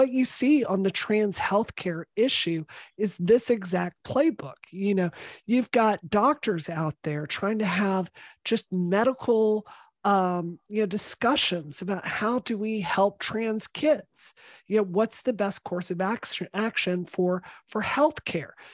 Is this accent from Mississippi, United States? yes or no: yes; Mississippi, United States; now in Massachusetts, United States; I grew up in Mississippi.